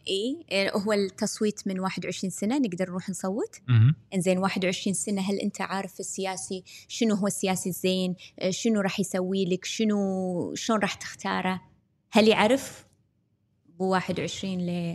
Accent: Kuwait

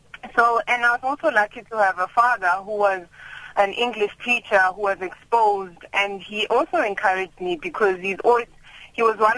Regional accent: Mjindini, Mpumalanga, South Africa; I come from Mjindini in Mpumalanga, and after my grandfather passed away, my dad encouraged us to go and stay with my grandmother in Gopisi, further down, closer to after Malelane.

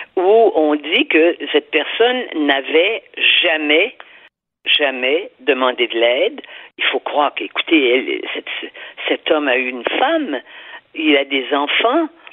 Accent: Quebec, Canada; chez nous au Québec

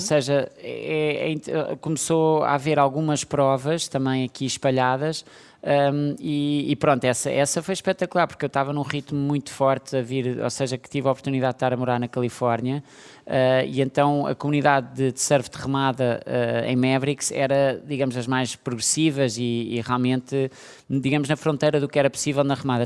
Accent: Portugal; todos nós, de alguma maneira, como portugueses

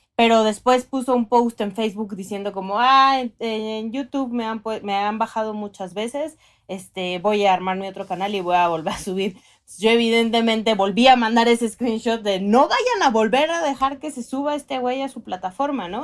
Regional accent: northern Mexico, Mexico; soy norteña

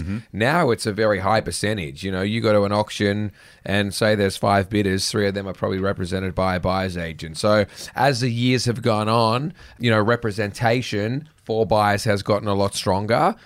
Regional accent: Sydney, New South Wales, Australia; I grew up in the North Shore

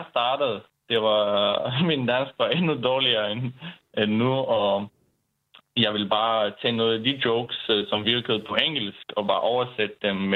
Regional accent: Bulgaria; Danish is a second language; moved away as an adult; now in Denmark; Jo, jeg kommer fra Bulgarien.

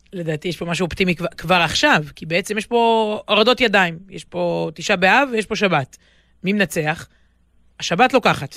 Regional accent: Israel; אני גדלתי בישראל, במשפחה שורשית ומלאת, אה, מלאת חגים

